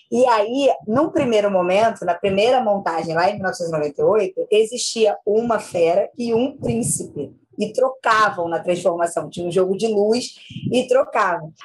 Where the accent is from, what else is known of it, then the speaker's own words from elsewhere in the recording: Cantagalo, Rio de Janeiro, Brazil; also born or lived in Niterói, Rio de Janeiro; eu, apesar de ter nascido em Niterói, Rio de Janeiro, eu fui criada na minha infância muito em Cantagalo